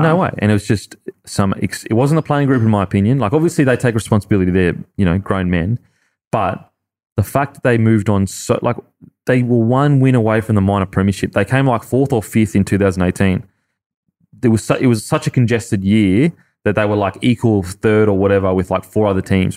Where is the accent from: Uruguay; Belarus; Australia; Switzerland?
Australia; I look wog, but I'm Aussie